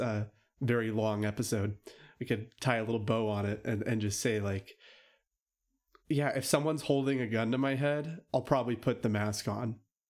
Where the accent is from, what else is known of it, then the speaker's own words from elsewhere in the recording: United States; Look, I was born and raised here in America.